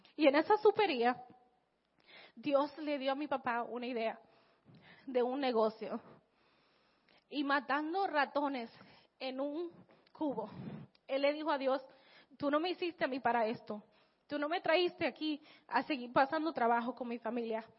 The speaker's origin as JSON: {"language": "Spanish", "town": "Santo Domingo", "region": "Distrito Nacional", "country": "Dominican Republic", "tie": "born or raised there", "said": "yo nací en Santo Domingo, en la República Dominicana"}